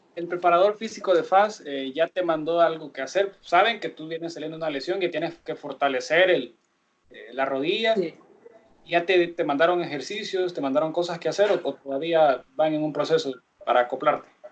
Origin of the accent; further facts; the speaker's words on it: Sonsonate, El Salvador; moved away; also born or lived in San Salvador; yo soy de Sonsonate